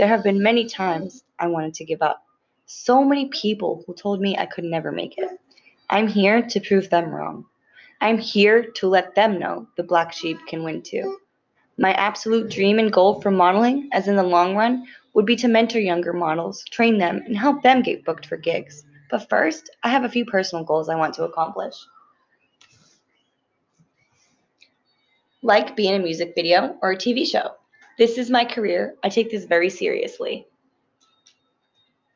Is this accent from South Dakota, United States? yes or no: no; Massachusetts, United States; moved away as an adult; now in Pennsylvania, United States; my home state of Massachusetts